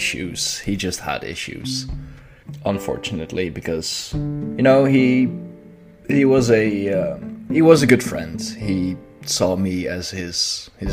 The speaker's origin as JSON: {"language": "English", "country": "Netherlands", "said": "I am from the Netherlands"}